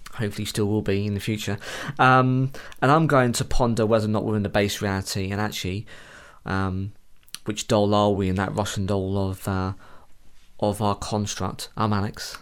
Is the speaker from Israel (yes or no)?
no; United Kingdom